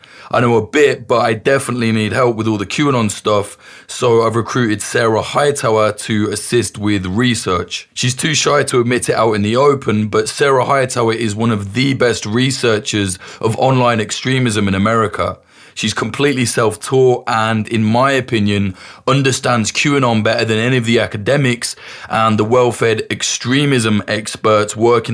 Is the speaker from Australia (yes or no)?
no; United Kingdom; I'm British